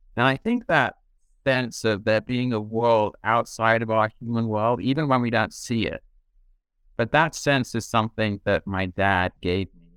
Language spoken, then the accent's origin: English; southeast corner of England, White Cliffs area, South East England, United Kingdom; moved away; I grew up in England, uh, southeast corner of England on the coast, the kind of White Cliffs area